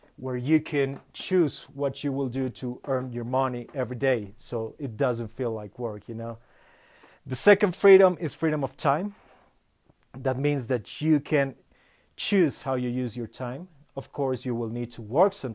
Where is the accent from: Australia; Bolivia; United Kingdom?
Bolivia; English is a second language; I'm from Bolivia.